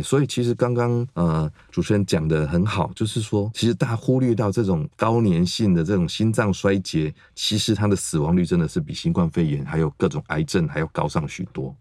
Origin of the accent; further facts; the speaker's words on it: Taiwan; 我们台湾